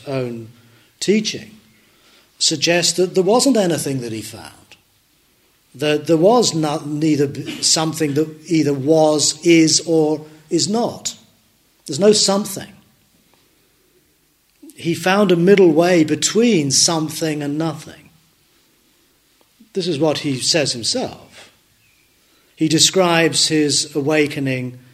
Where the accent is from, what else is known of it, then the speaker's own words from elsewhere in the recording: Dundee, Scotland, United Kingdom; I was born in Dundee